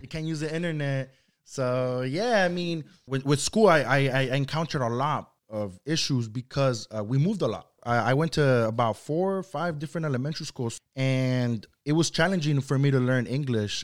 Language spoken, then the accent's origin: English; Santa Ana, California, United States; first language Spanish; English is a second language; also born or lived in Luis Moya, Zacatecas, Mexico; I came, uh, to Santa Ana, uh, California when I was five years old. So, I've resided in Santa Ana, uh, ever since then for going on twenty years now.